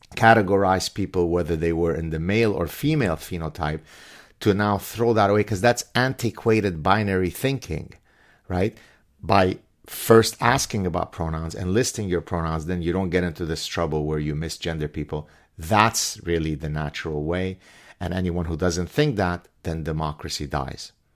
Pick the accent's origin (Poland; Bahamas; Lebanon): Lebanon; also born or lived in Canada; now in Montreal, Canada; Lebanese Jews growing, growing up in Lebanon